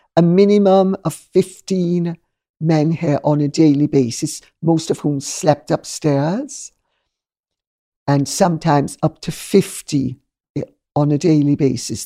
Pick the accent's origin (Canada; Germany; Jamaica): Jamaica; now in United Kingdom; I'm Jamaican and I come from a multicultural, multinational, multicolored society